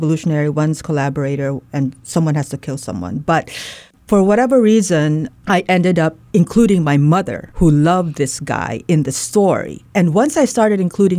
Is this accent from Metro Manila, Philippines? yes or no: no; Leyte, Eastern Visayas, Philippines; I'm Waray. I grew up in Leyte